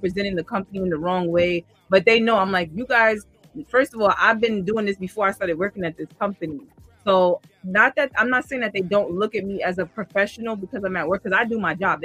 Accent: New York City, New York, United States; I'm from Queens, born and raised. I still live in Queens

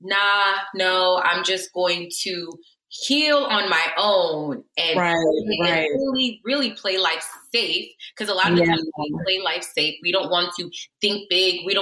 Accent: Connecticut, United States; moved away as an adult; also born or lived in Nigeria / Newark, New Jersey; I grew up in Connecticut

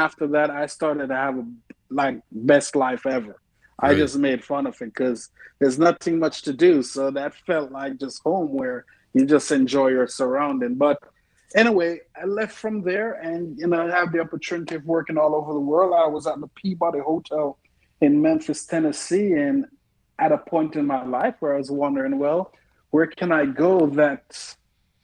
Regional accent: Jamaica; now in Oklahoma City, United States; I grew up in Jamaica

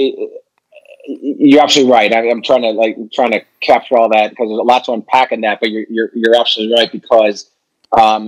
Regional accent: Chicago, Illinois, United States; I'm a Chicagoan

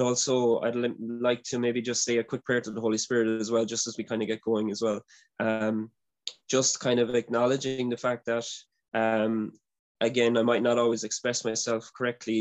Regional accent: Ireland; I'm from Ireland

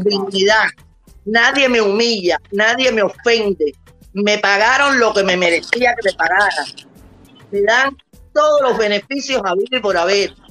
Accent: Cuba; moved away as an adult; now in United States; yo soy cubana porque nací en Cuba, pero soy americana por agradecimiento

